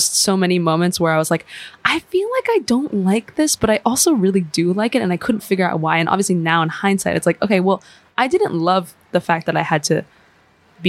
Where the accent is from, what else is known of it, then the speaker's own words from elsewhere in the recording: Bay Area, California, United States; also born or lived in Chicago, United States; And then moved to California. And that's where I lived and grew up. So I lived in the Bay Area